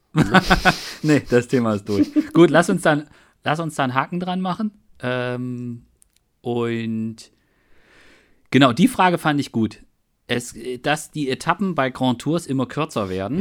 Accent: Germany; ich bin ja in der DDR aufgewachsen

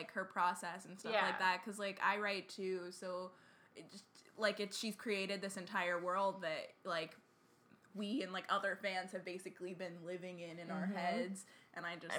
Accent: United States; I'm an American

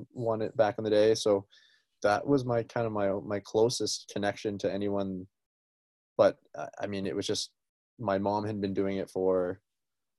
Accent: Surrey, British Columbia, Canada; Growing up in Vancouver or in Surrey

